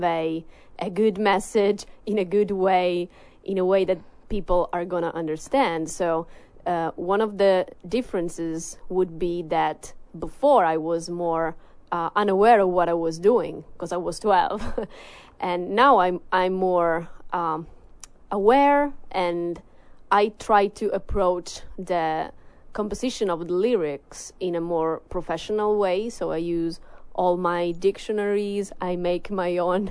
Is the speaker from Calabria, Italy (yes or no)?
yes; Cosenza, Calabria, Italy; English is a second language; I'm from the South. My region is called Calabria, and my city is called Cosenza.